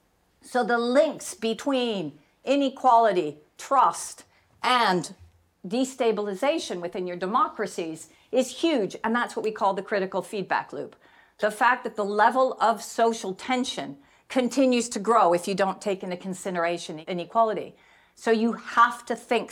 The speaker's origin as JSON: {"language": "English", "area": "Silicon Valley", "region": "California", "country": "United States", "tie": "born or raised there", "said": "I grew up in Silicon Valley"}